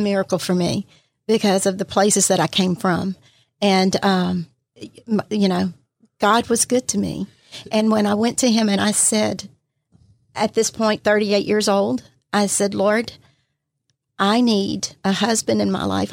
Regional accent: Pascagoula, Mississippi, United States; also born or lived in Plaquemine, Louisiana; I've been here all my life, was raised in Pascagoula

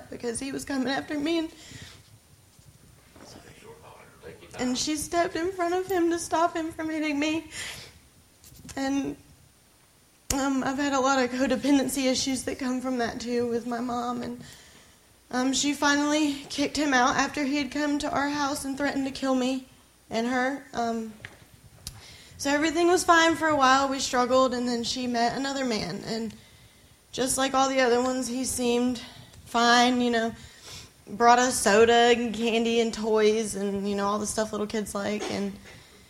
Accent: Myrtle Beach, South Carolina, United States; I'm from Myrtle Beach, South Carolina.

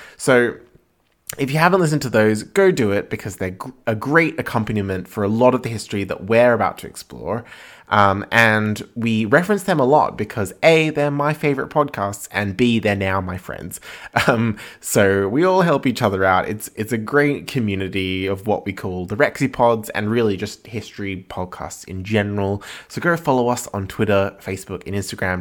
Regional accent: Australia; also born or lived in Edinburgh; we're both Australian

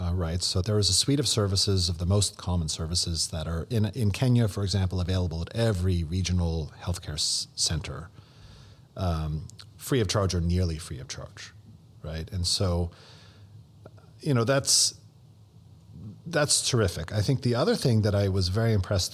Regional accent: Canada; moved away as an adult; now in United States; my Canadian-American now working for the past 20 years in the American healthcare system.

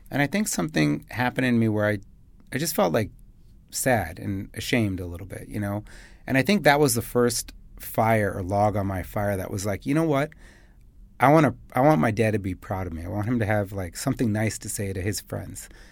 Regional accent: Chicago, Illinois, United States; moved away as an adult; now in Dubai, United Arab Emirates; I'm from Chicago

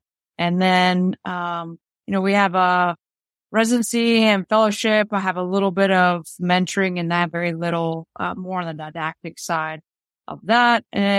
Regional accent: Boston, Massachusetts, United States; moved away as an adult; now in Chicago, United States; Well, so, you know, I was from Boston. I moved from Boston to Chicago in 2014.

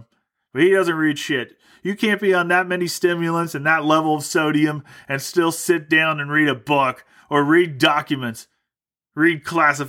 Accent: United States; I'm an American.

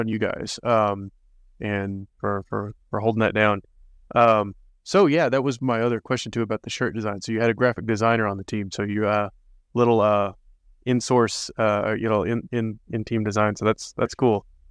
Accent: United States

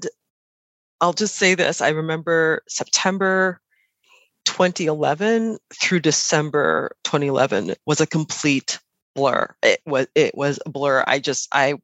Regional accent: Chicago, Illinois, United States; now in New York, United States; I'm originally from Chicago, now live in New York

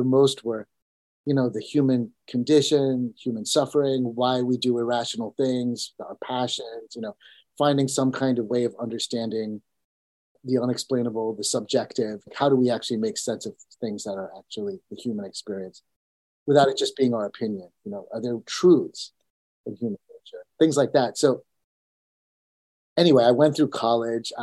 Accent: United States; also born or lived in India; I was born in India, and I came to America when I was only 2 years old

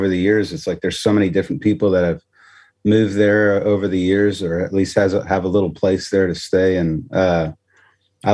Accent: Temple, Texas, United States; moved away as an adult; also born or lived in Nashville; I grew up in Central Texas, a town called Temple, Texas.

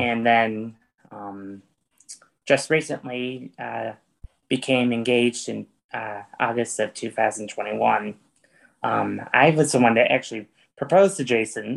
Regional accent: East Syracuse, New York, United States; now in Fayetteville, United States; my hometown's actually from East Syracuse, New York

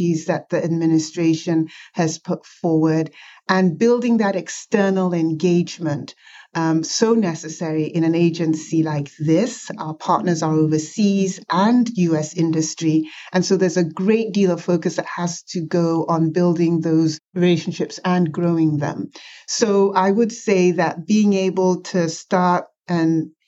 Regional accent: Nigeria; now in United States; I was born in Nigeria

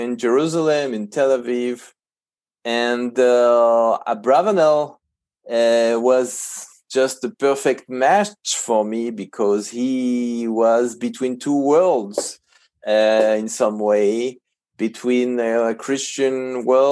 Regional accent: Paris, Île-de-France, France; moved away as an adult; now in Israel; I was born and raised in Paris from a Jewish secular family

